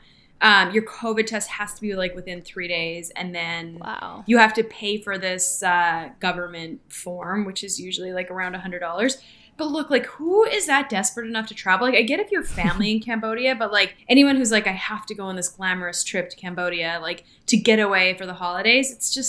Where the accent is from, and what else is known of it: Canada; now in United States